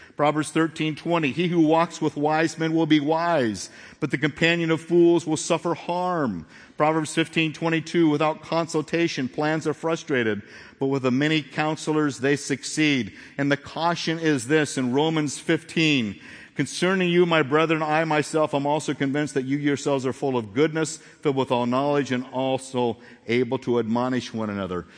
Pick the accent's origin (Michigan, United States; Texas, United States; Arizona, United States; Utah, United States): Arizona, United States; Phoenix; moved away; also born or lived in Corona; I grew up in Phoenix.